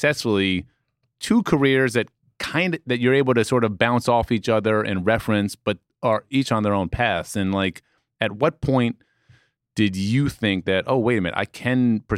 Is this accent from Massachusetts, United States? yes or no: no; New York City, New York, United States; I'm from Manhattan